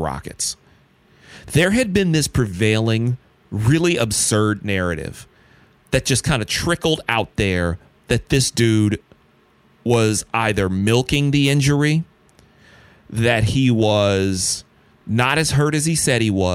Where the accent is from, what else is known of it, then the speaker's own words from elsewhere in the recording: Detroit, Michigan, United States; growing up in Detroit